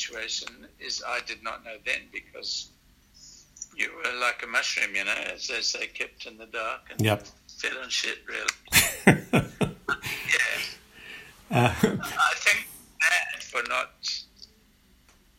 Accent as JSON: {"language": "English", "country": "Zimbabwe", "tie": "born or raised there", "also_born_or_lived": "Manchester / Botswana / South Africa", "moved": "as an adult", "lives_now": "Brisbane, Australia", "said": "growing up in Zimbabwe"}